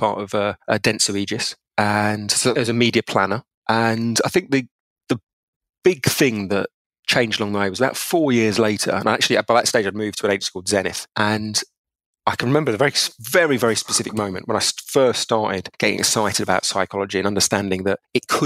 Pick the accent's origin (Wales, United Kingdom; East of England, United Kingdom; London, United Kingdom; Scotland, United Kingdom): East of England, United Kingdom; Essex; I grew up in England. People might or might not know it, but a place called Essex